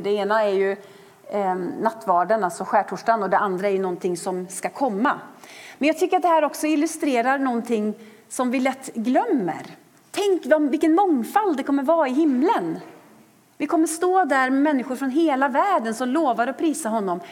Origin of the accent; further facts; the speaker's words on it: Sweden; För oss som är svenskar